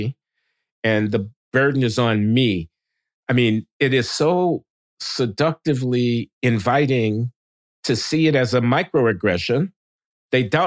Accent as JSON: {"language": "English", "town": "Chicago", "region": "Illinois", "country": "United States", "tie": "born or raised there", "said": "when we were growing up in Chicago"}